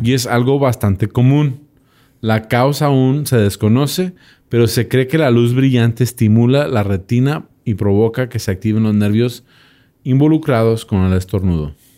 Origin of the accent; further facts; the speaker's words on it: United States; soy gringo